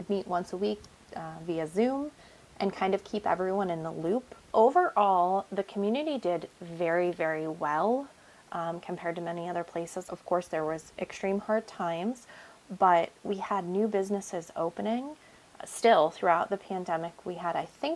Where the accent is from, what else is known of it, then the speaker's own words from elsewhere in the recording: Kane, Pennsylvania, United States; I was born and raised in Kane and I have three young children here